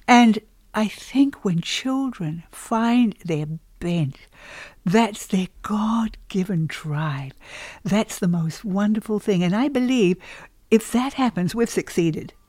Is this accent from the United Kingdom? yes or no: no; New Zealand; moved away as an adult; also born or lived in Australia; now in United States; my husband and I have been in the States now uh, for about 30 years. And we came originally from New Zealand. We were 10 years in Australia.